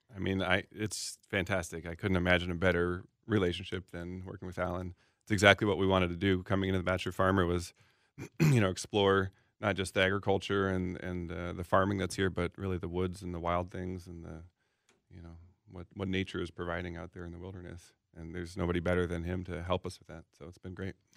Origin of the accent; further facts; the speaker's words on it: Seattle, Washington, United States; now in Minneapolis, United States; I'm from Seattle and in the Northwest